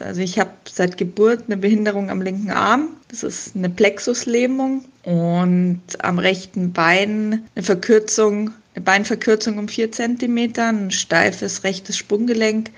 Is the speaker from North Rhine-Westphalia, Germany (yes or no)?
no; Munich, Bavaria, Germany; moved away as an adult; now in Mondsee, Austria; ich bin ja in München geboren und aufgewachsen